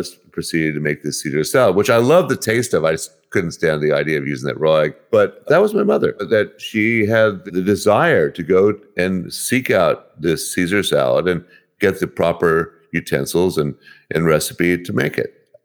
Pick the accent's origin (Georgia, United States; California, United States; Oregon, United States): California, United States; Berkeley; also born or lived in Oakland, California / El Cerrito, California; I was born in Oakland and grew up in Berkeley and El Cerrito, East Bay, the San Francisco Bay Area